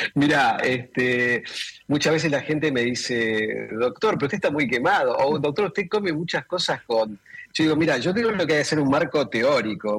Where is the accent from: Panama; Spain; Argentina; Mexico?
Argentina; aquí en Argentina